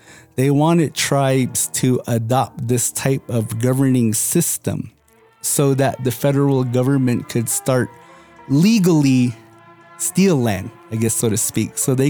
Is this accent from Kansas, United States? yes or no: no; Moenkopi, Arizona, United States; growing up in Munkapi, that especially from the lower village